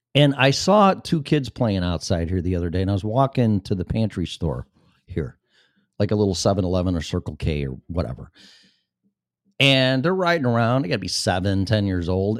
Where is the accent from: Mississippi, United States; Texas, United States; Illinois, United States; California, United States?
Illinois, United States; Chicago; born or raised there; now in Florida, United States